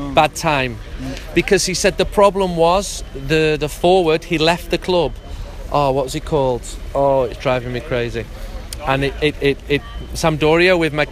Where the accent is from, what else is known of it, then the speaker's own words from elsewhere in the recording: Manchester, North West England, United Kingdom; Where are you from? I said, Manchester